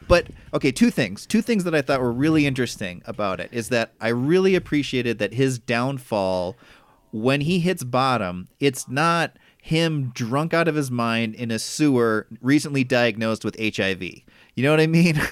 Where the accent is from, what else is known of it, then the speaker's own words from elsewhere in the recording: Midwest, United States; growing up in the Midwest